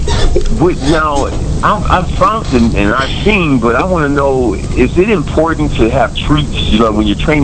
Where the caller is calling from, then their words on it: Toledo, Ohio, United States; I'm calling from Toledo, Ohio, the Glass City, the 419.